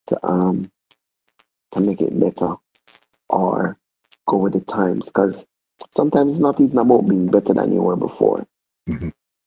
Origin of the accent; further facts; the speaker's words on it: Jamaica; I'm thoroughly Jamaican.